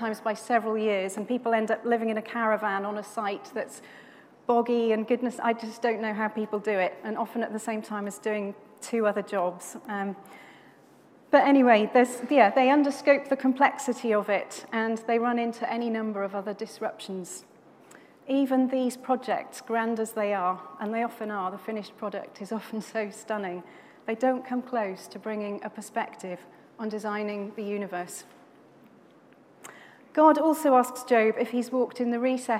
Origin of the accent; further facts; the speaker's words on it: Swansea, Wales, United Kingdom; I grew up in Swansea in South Wales near the beautiful Gower Peninsula